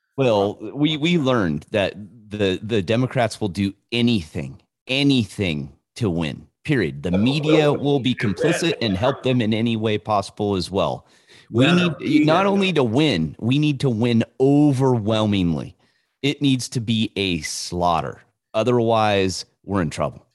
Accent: California, United States; I was born and raised in in California

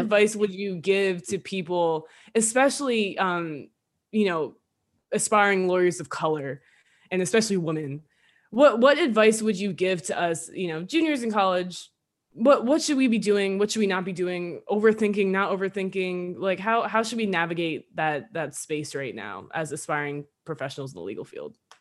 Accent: New Jersey, United States; we're both from Jersey. We're not from the gutters, but we're from Jersey.

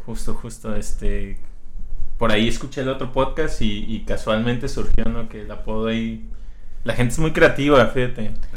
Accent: Colima, Mexico; todos somos de Colima

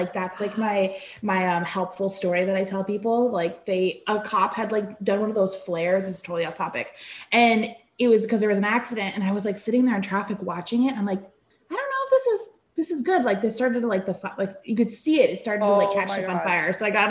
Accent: California, United States; Yeah, we know. We're both from California.

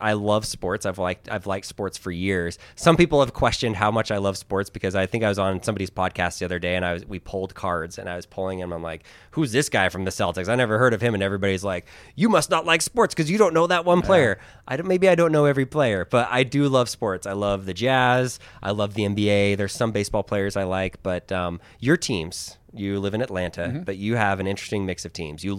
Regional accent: Manila, Metro Manila, Philippines; born there; I was born in the Philippines. I was born in Manila. I don't look Filipino because I'm not, like, by blood.

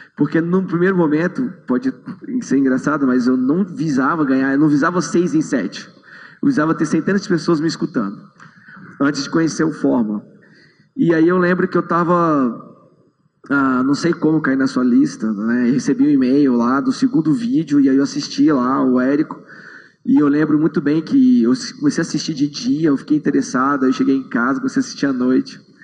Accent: Brasília, Federal District, Brazil; eu sou de Brasília, eu sou dentista

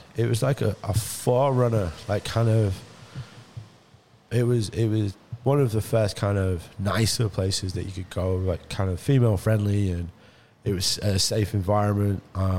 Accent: Liverpool, North West England, United Kingdom; born or raised there

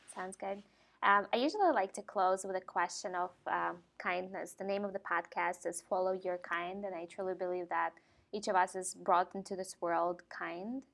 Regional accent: Ukraine; moved away; I grew up in Ukraine

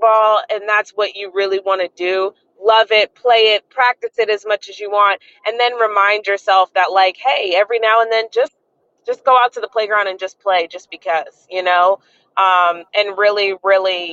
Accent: Maryland, United States; now in South Florida, United States; I grew up in Maryland, and so I am a Ravens fan by where I grew up

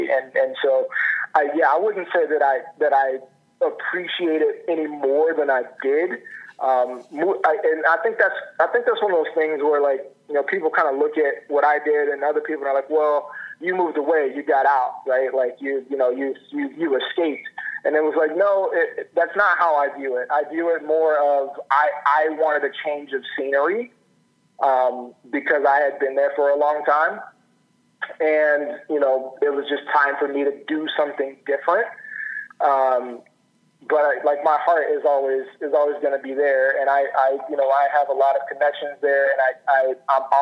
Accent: Oklahoma, United States; born there; I was born in Oklahoma and and lived there for a long time. And the state of Oklahoma is a, is a is a wonderful, amazing state.

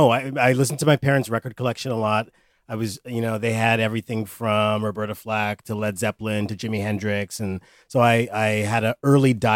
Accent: Canada; moved away as an adult; also born or lived in New York; I grew up in Canada, moved to New York

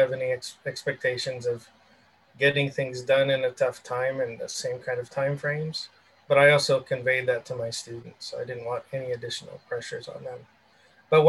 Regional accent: Southern California, United States; I grew up in Southern California

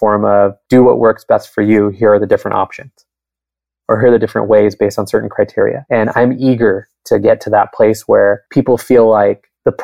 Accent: Southern California, United States; now in Bay Area, United States; I grew up in Southern California. I live in the Bay Area now

